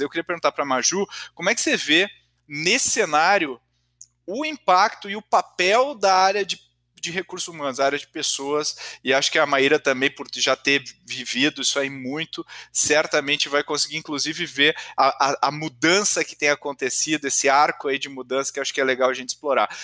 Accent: Brazil; enquanto brasileiros

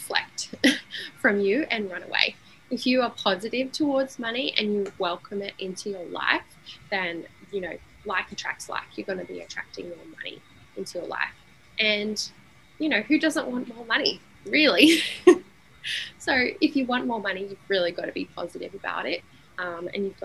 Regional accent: Sydney, New South Wales, Australia; now in Brisbane, Australia; I'm from Sydney, now I'm in Brisbane

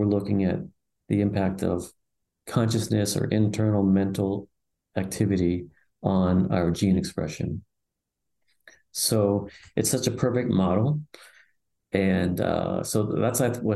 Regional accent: Pennsylvania, United States; now in San Francisco, United States; I'm from Pennsylvania, East Coast. I'm now living in right on Ocean Beach in San Francisco.

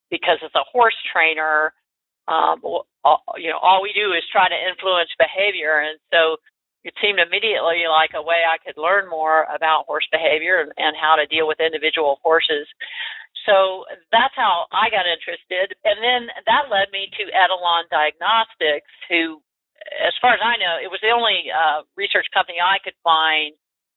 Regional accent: Florida, United States; University of Florida, by the way, my home state

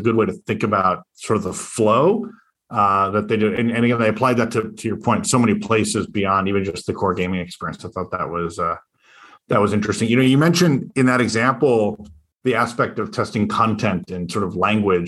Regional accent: Detroit, Michigan, United States; I'm a kid from Detroit

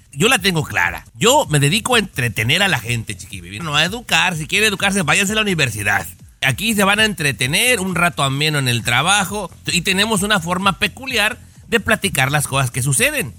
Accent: Mexico; moved away; los que venimos de México

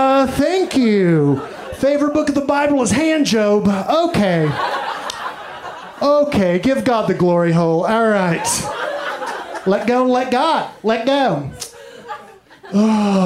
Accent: Mineral Wells, Texas, United States; I'm from Texas, like I mentioned. I'm from a little town called Mineral Wells

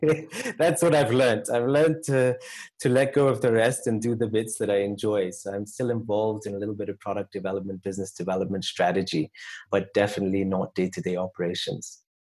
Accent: United Kingdom; also born or lived in Canada; I grew up in the UK and Canada, and then I came initially to Rwanda, actually, to work with a nonprofit that my grandfather had started

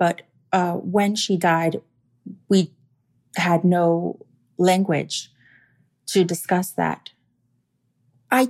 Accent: Miami, Florida, United States; also born or lived in North Carolina; I'm from Miami.

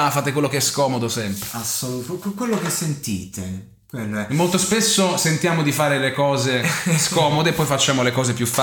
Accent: Ferrara, Emilia-Romagna, Italy; io vengo da Ferrara, che è una città chiusa da una cinta muraria

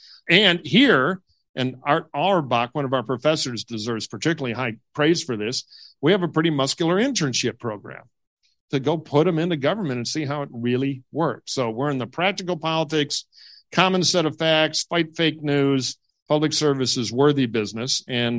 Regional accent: Detroit, Michigan, United States; I'm from Michigan. I'm from Detroit.

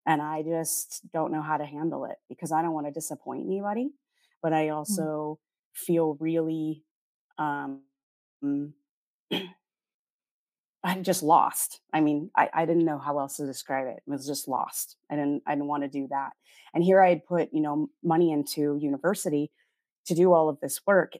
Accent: Oregon, United States; moved away as an adult; also born or lived in North Dakota / Portland, Oregon; now in Manila, Philippines; I was born in North Dakota, but but I was raised in Oregon and that's where I spent my time.

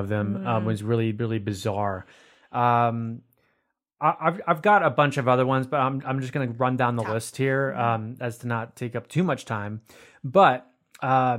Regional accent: Sarasota, Florida, United States; I was born in Sarasota

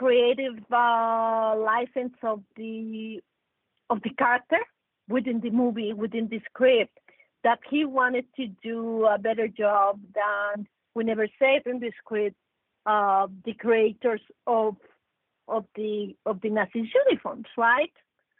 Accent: Mexico; I come from Mexico, I'm 100% Mexican. I'm Mexican

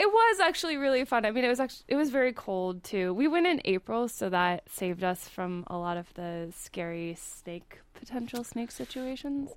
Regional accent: Indiana, United States; I grew up in Indiana

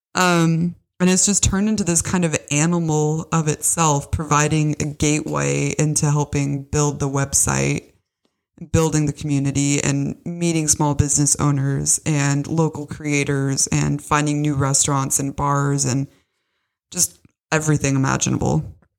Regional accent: Bellevue, Washington, United States; moved away as an adult; also born or lived in Tacoma, Washington; now in Austria; I was born in Washington, in Bellevue to be exact. And, you know, I went to high school in Tacoma

